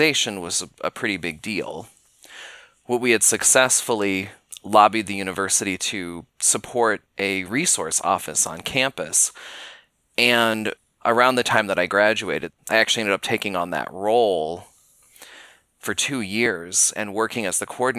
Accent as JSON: {"language": "English", "town": "Billings", "region": "Montana", "country": "United States", "tie": "born or raised there", "also_born_or_lived": "Spokane, Washington", "said": "I grew up in Billings, Montana, which is only a two-hour drive from where Montana State is located in Bozeman"}